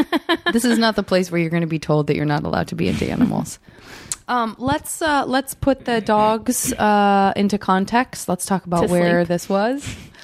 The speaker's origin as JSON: {"language": "English", "region": "Arizona", "country": "United States", "said": "I'm from Arizona"}